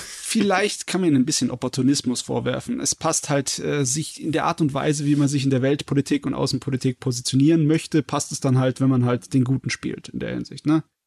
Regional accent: Southern Germany, Germany; ich als Süddeutscher

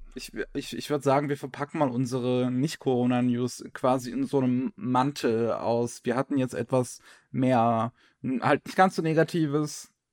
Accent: Germany; bei uns in Deutschland

